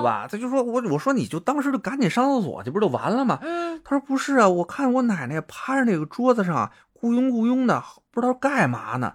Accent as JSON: {"language": "Chinese", "region": "Beijing", "country": "China", "accent": "Beijing dialect", "said": "我们北京人就说“法讽”字"}